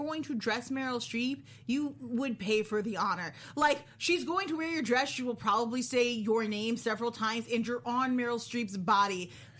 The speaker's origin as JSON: {"language": "English", "country": "United States", "said": "I'm American."}